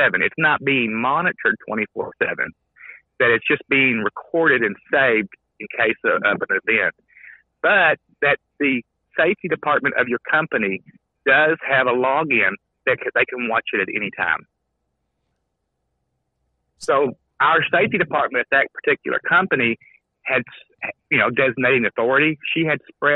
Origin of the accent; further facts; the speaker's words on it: Kentucky, United States; I'm from Kentucky